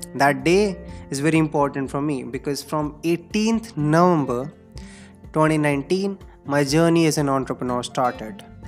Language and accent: English; India; English is a second language; I belong to India. We generally speak in Hindi, of course.